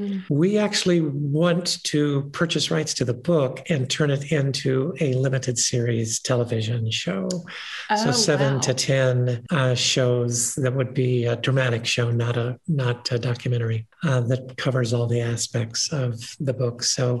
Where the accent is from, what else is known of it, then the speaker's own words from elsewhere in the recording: Kentucky, United States; also born or lived in Ohio / West Virginia / New York; now in Boulder County, United States; I've lived here for the last 15 years after spending 35 years in New York and growing up in Kentucky, Ohio, and West Virginia.